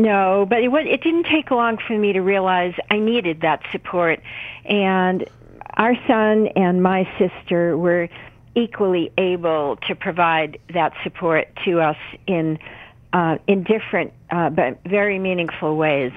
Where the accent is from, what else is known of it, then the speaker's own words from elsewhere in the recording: New England, United States; I was raised in New England. You know, we have a strong work ethic in this region of the country